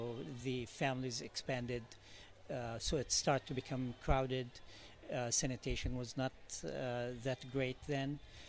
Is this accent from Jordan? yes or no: yes; Jordan; moved away as an adult; also born or lived in West Bank, Palestine; I'm Palestinian. I was born in Palestine in 1962. In 1967, we were forced to leave our village to go to a refugee camp in Jordan. Lived in Jordan for about 25 years. Before, we were in the village in the West Bank, Palestine.